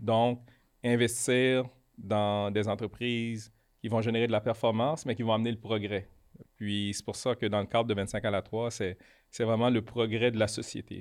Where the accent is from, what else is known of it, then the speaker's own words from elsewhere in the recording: Quebec, Canada; also born or lived in Haiti / Montreal; Mes parents sont arrivés à Montréal quand j'avais 6 ans. Puis j'ai grandi, au, Québec.